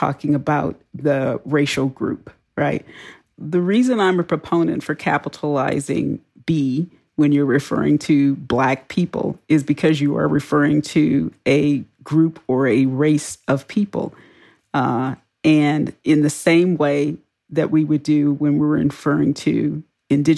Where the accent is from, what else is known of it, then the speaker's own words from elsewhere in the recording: Houston, Texas, United States; I grew up in Texas.